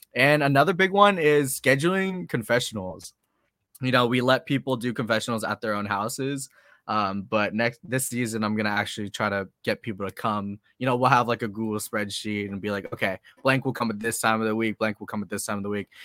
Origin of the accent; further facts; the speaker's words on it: Boston, Massachusetts, United States; now in San Diego, United States; I'm from Boston. I grew up in Boston